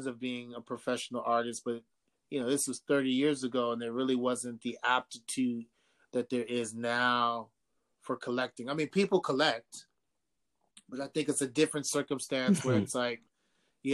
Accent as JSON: {"language": "English", "town": "New York City", "region": "New York", "country": "United States", "tie": "born or raised there", "said": "both my parents are from Ghana. I was born in Harlem, raised in New York"}